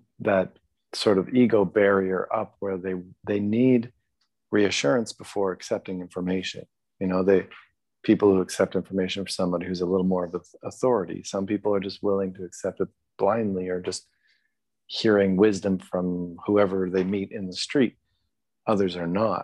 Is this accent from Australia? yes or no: no; Canada; raised as a Canadian